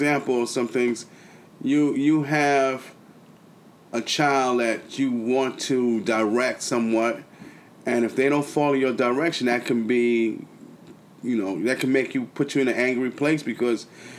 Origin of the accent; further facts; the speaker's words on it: the South, United States; My mother's from the South, and I was raised in the South